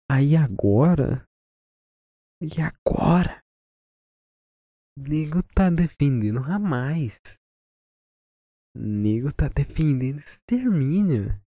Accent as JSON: {"language": "Portuguese", "country": "Brazil", "said": "sendo eu brasileiro"}